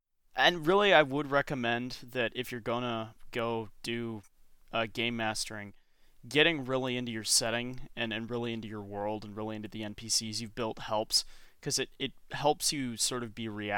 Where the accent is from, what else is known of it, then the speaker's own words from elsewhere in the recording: Michigan, United States; You realize I'm from Michigan, right?